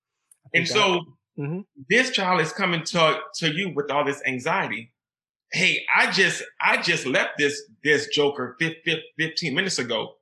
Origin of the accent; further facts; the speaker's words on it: New Orleans, Louisiana, United States; I grew up in New Orleans, Louisiana